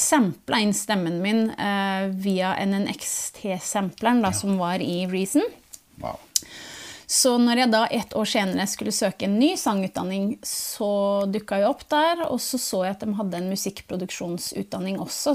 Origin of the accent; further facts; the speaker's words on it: Tranby, Buskerud, Norway; also born or lived in Northern Norway; på ungdomsskolen på Tranby, da, der jeg vokste opp delvis